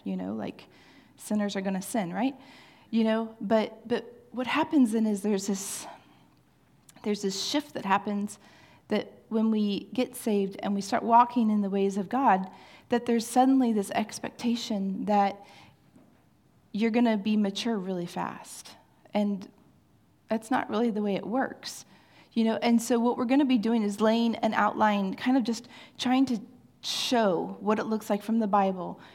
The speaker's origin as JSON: {"language": "English", "town": "Kansas City", "region": "Missouri", "country": "United States", "said": "I am from Kansas City"}